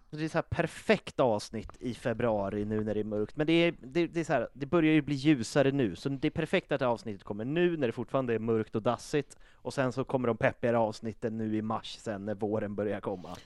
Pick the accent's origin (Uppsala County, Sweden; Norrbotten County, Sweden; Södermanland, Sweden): Uppsala County, Sweden; Uppsala; now in Stockholm, Sweden; jag är från Uppsala